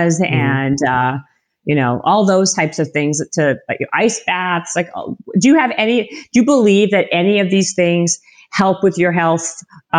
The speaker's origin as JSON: {"language": "English", "town": "Winnipeg", "region": "Manitoba", "country": "Canada", "moved": "yes", "said": "I'm from Winnipeg, right, in Canada, and I'm used to like minus 40"}